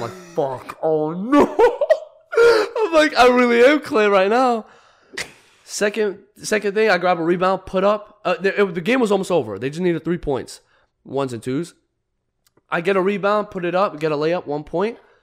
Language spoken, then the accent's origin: English; Arizona, United States; I'm from Arizona